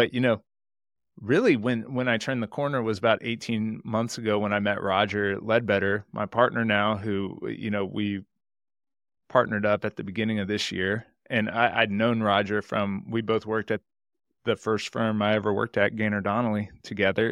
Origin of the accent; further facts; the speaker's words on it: Houston, Texas, United States; I live in Houston, Texas. I grew up in Houston, Texas my whole life